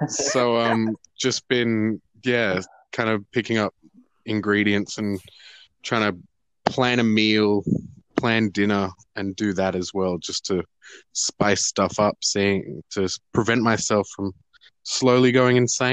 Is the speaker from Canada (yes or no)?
no; Canberra, Australian Capital Territory, Australia; moved away as an adult; also born or lived in Beijing / London; now in Melbourne, Australia; Born in Canberra, but spent the first 4 years of my life living in Beijing. Came back to Canberra, then went and lived in London for 3 years before coming back to Canberra again, finishing high school, and then moving down to Melbourne for study